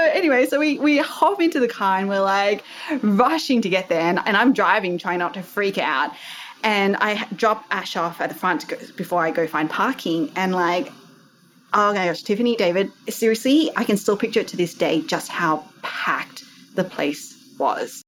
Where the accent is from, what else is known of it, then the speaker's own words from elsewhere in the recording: Australia; accent: Aussie; also born or lived in Sydney, Australia; You might be able to tell from my accent, I am Aussie.